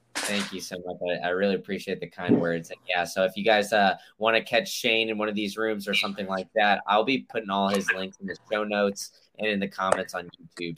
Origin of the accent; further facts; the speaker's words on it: Austin, Texas, United States; also born or lived in Memphis; now in Tampa, United States; I I grew up in Austin and uh, I went to school in Memphis and then now I'm here